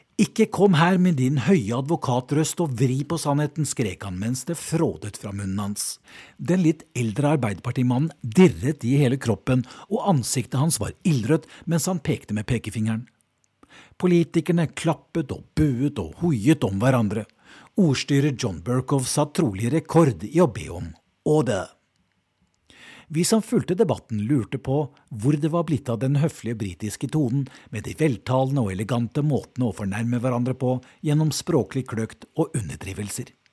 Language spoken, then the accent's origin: Norwegian; Norway; moved away as an adult; now in London, United Kingdom; Som nordmann